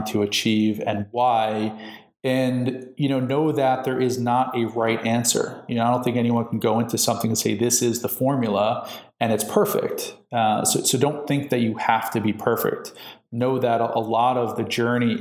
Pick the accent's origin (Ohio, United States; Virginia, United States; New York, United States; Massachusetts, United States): New York, United States; now in California, United States; I'm in California now, which is a very different mindset than where I'm from, you know, in New York. And I'm still a New Yorker. I always will be.